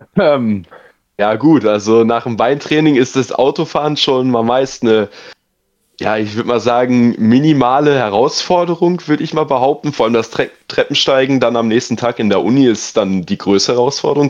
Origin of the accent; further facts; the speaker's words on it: near Dortmund, North Rhine-Westphalia, Germany; moved away as an adult; now in Heidenheim, Germany; ich komme aus NRW, Nähe Dortmund